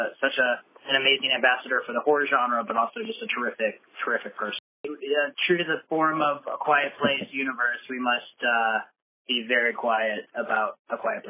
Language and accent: English; Iowa, United States; when we were growing up in Iowa